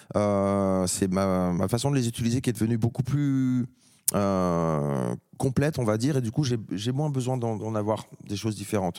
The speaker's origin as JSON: {"language": "French", "country": "France", "said": "en tant que Français"}